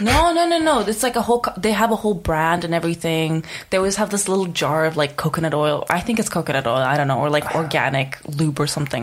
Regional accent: Czechia; moved away as an adult; I was born and raised in Czech Republic.

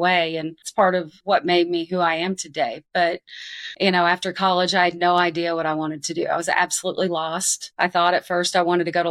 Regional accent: Arkansas, United States; moved away; I grew up a pretty decorated athlete in my home state. I was the 1992 Arkansas Female Athlete of the Year

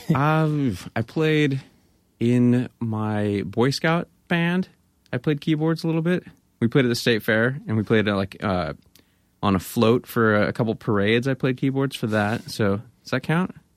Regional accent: Grass Valley, California, United States; moved away; also born or lived in Bay Area; I grew up in Grass Valley

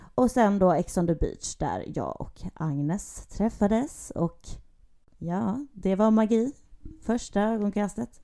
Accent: Gothenburg, Västra Götaland, Sweden; Jag är född och uppväxt i Göteborg. Bor även i Göteborg at the moment

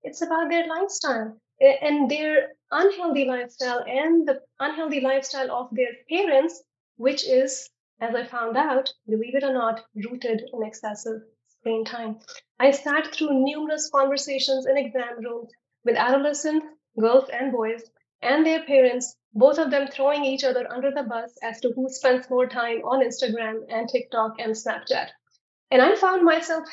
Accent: India; moved away as an adult; also born or lived in Nashville, United States; now in United States; I was born and raised in India. I did my medical school in India. Then I came to the US for my residency and fellowship.

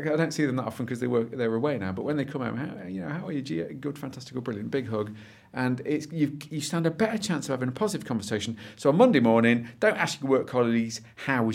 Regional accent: Derby, East Midlands, United Kingdom; I come from Derby, my glorious hometown

